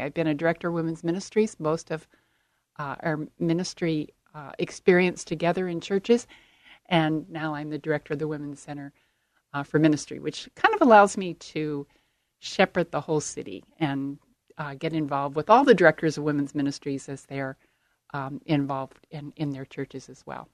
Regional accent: Baltimore, Maryland, United States; moved away; grew up on the East Coast in Baltimore, Maryland

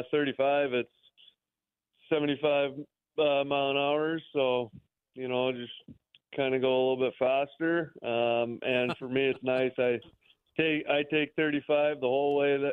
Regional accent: Minnesota, United States; moved away as an adult; now in Wichita, United States; I'm from Minnesota, so it's only about 7.5 hours from my home.

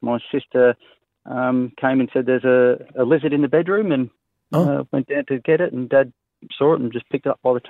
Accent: Altona, Victoria, Australia; I grew up in Altona in the 80s, so certainly not out in the bush, but on the edge of the paddocks.

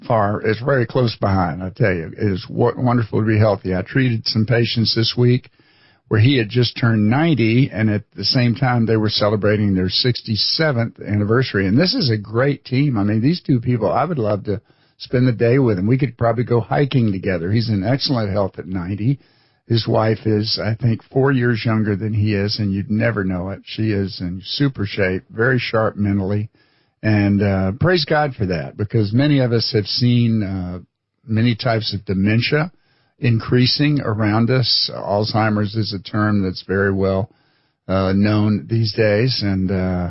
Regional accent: Florida, United States; moved away as an adult; also born or lived in Chicago; I was a Florida boy that thought it'd be interesting to go to Chicago

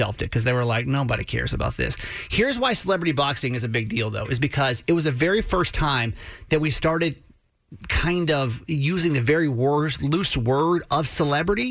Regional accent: Atlanta, Georgia, United States; I'm from Atlanta

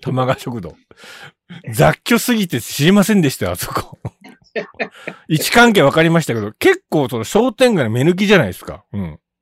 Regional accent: Kitakyushu, Fukuoka, Japan; now in Tokyo, Japan; 僕はやっぱり生まれ育ちがそちら

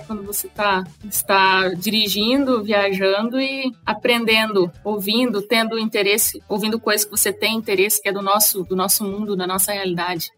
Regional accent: Sinop, Mato Grosso, Brazil; moved away as an adult; now in Caçador, Brazil; eu sou aí de, da região, sou de Sinop, sou do Mato Grosso, tenho a minha raiz aí.

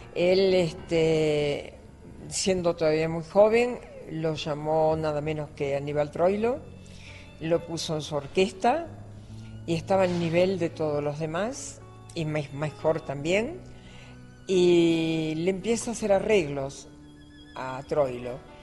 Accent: Buenos Aires, Argentina; Yo soy muy capitalina, yo no soy del interior, yo soy de la ciudad de Buenos Aires. A mucha honra soy porteña porque nací cerca del puerto.

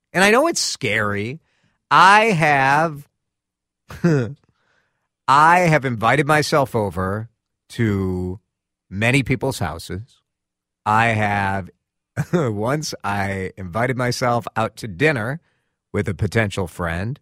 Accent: Chicago, Illinois, United States; moved away as an adult; now in Twin Cities, United States; I'm a transplant from Chicago. I moved here in two thousand three with my wife

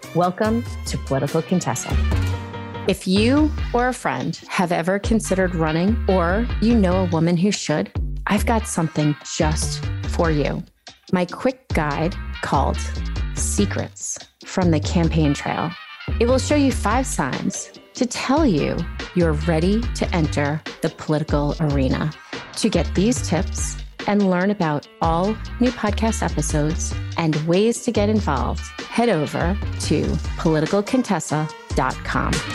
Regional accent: Nassau County, New York, United States; my hometown Republicans in Nassau County

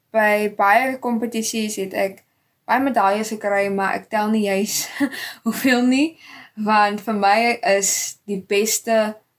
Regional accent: Stellenbosch, Western Cape, South Africa; now in Gordon's Bay, South Africa; Ek is gebore in Stellenbosch en ek bly nou tydelik um in Gardens Bay

